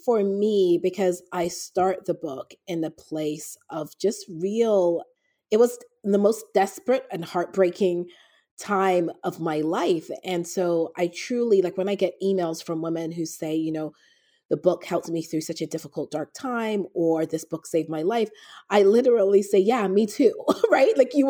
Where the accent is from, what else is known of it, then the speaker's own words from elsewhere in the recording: Toronto, Ontario, Canada; also born or lived in London, England; now in United States; I grew up in Toronto, Canada. Okay. I was born in England, London, England, but I moved to Toronto when I was 12.